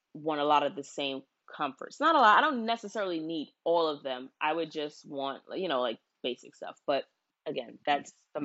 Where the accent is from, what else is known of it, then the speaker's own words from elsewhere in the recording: United States; I only know of my American culture because I was born here. Both my parents were born here. All of my grandparents were born here.